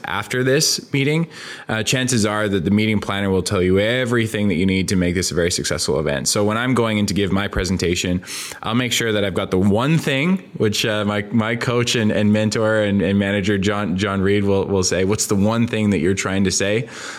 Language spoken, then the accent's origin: English; Canada; You know, I'm from a small town in interior Canada. We had 20,000 people